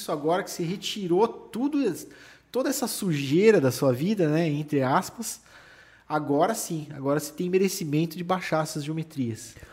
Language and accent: Portuguese; São Paulo, Brazil; Como eu vim de São Paulo já, de uma, de, com esse todo know-how assim de São Paulo, né?